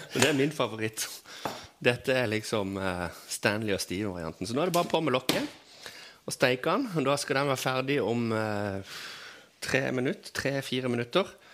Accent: Kvinesdal, Agder, Norway; jeg vokste opp på, i Kvinesdal alle plasser på jord

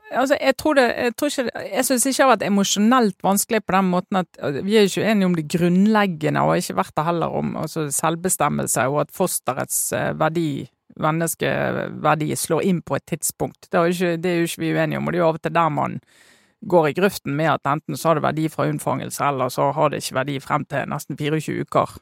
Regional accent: Western Norway, Norway; som vestlending

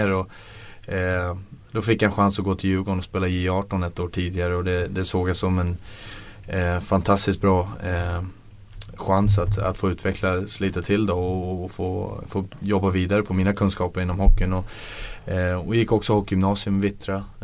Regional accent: Bavaria, Germany; jag växte upp i Bayern

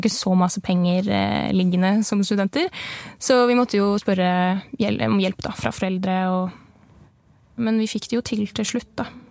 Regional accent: Nesbyen, Buskerud, Norway; moved away as an adult; now in Bergen, Norway; jeg er fra Nesbyen i Hallingdal. Ganske lite sted

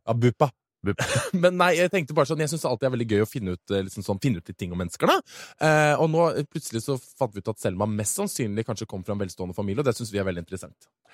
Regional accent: Oslo, Norway; also born or lived in San Francisco; jeg vokste opp i Oslo

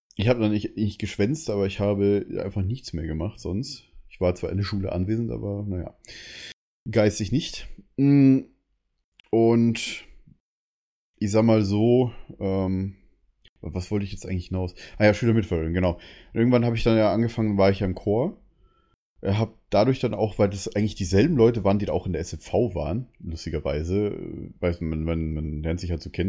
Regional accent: Bavaria, Germany; now in Berlin, Germany; man sagt bei uns in Bayern Chemie

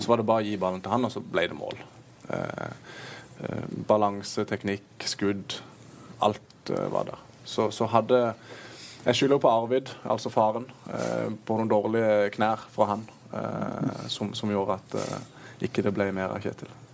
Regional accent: Kristiansand, Agder, Norway; also born or lived in Moss; som sørlendinger flest så det er jo ikke lenge man skal være vekke fra den byen her

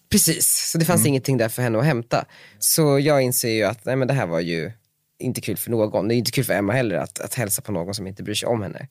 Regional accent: Västerås, Västmanland, Sweden; now in Stockholm, Sweden; Jag är från Västerås

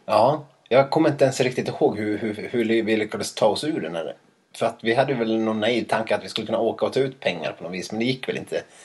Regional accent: Dalarna County, Sweden; moved away; jag inte var hemma i Dalarna tillräckligt mycket

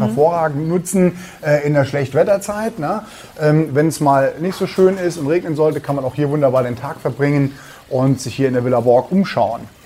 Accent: Perl, Saarland, Germany; bei uns in Perlenennig

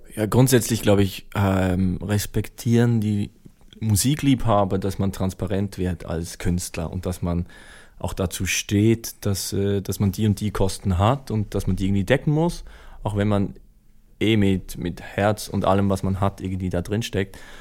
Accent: Switzerland; als Schweizer

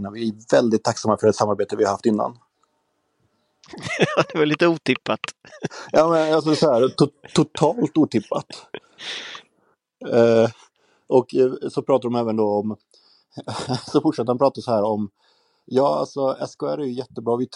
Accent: Sweden; jag kom från Sverige

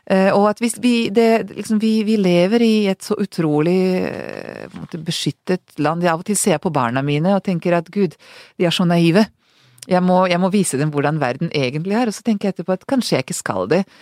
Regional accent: Serbia; now in Norway; Jeg klarer ikke å si at jeg er fra Serbia, jeg sier fortsatt Hvis jeg ikke tenker meg om, så sier jeg alltid Jugoslavia, ikke sant?

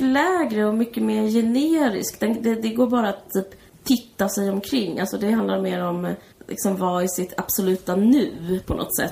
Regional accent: Simrishamn, Skåne, Sweden; Du och jag är uppvuxna på Österlen. Jag är mer i Simrishamn, utanför Simrishamn.

